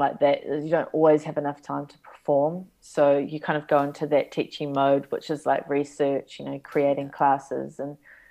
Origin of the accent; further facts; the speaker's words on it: Auckland, New Zealand; moved away as an adult; now in Iceland; my hometown at that time, Auckland City